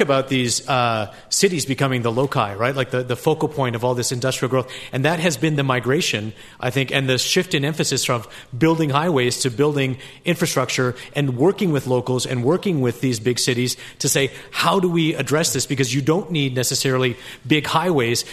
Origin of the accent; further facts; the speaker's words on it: Canada; moved away; I was born in Canada